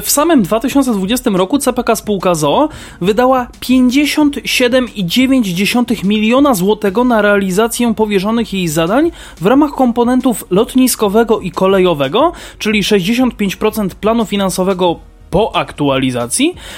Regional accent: Kraków, Lesser Poland, Poland; u nas w Krakowie

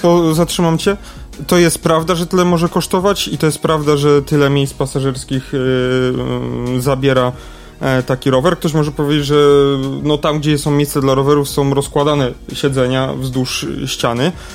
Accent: Lesser Poland, Poland; tu u nas w Małopolsce

